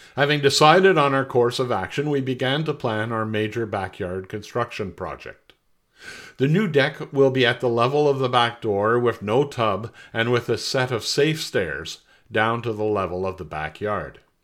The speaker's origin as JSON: {"language": "English", "town": "Montreal", "region": "Quebec", "country": "Canada", "also_born_or_lived": "Ottawa / North Bay", "moved": "as an adult", "said": "I'm originally from Montreal"}